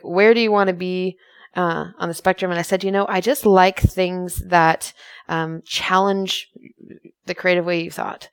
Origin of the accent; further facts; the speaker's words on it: United States; I'm an American.